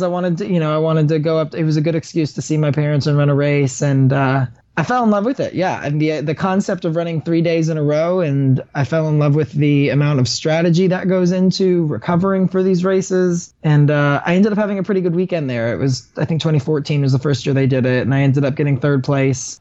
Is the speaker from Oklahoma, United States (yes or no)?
no; Huntsville, Alabama, United States; moved away; also born or lived in Birmingham, Alabama; I grew up in Huntsville